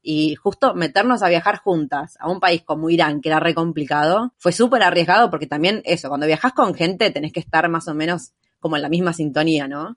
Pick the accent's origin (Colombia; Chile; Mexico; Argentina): Argentina; moved away as an adult; soy de Argentina